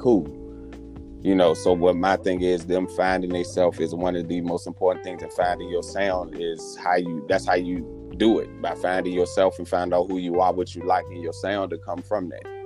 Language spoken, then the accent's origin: English; Richmond, Virginia, United States; I'm from Richmond, Virginia, to be more specific. Uh, born and raised here